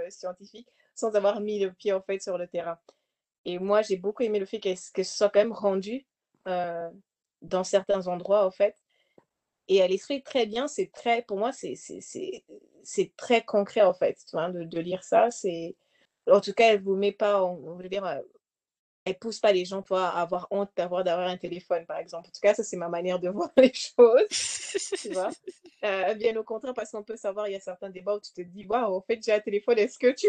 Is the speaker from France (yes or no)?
no; DR Congo; elle a parlé en fait de l'Est du Congo, bon, moi, forcément, je viens du Congo